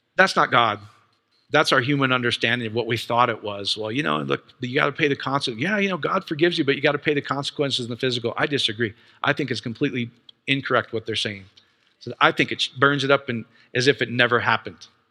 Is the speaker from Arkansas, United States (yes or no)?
no; Iowa, United States; I grew up in Iowa